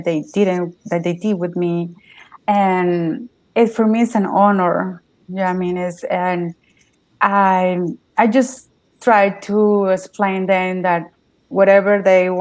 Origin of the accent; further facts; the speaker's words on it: Mexico; English is a second language; moved away as an adult; now in United States; I'm from Mexico. I came to the United States in 2017